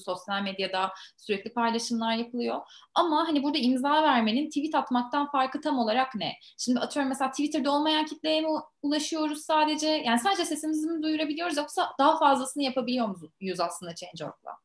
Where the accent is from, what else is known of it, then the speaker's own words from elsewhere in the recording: Turkey; biz Türkler